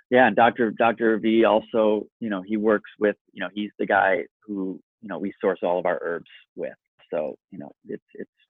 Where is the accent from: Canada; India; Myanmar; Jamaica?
India; Kerala; And, and I am from Kerala, India, and I work directly in this world.